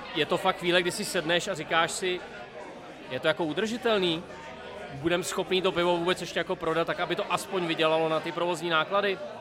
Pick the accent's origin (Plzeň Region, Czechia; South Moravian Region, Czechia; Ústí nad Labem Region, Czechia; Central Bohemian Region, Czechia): Central Bohemian Region, Czechia; Brdy; Já hrozně rád, že jsem z Brd